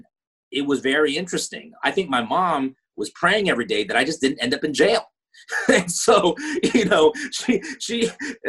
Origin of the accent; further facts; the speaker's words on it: United States; growing up in America as a Chinese American, my parents were from Hong Kong